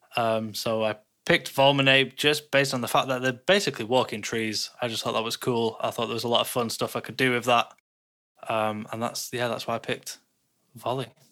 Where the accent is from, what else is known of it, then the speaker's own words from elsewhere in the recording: Sweden; I'm from Sweden.